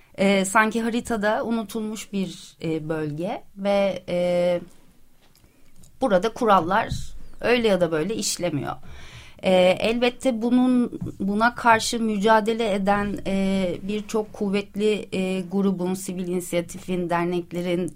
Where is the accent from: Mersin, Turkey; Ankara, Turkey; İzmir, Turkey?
Ankara, Turkey; also born or lived in Istanbul; now in Princes' Islands, Turkey; ben Ankaralıyım, çok severim şehrimi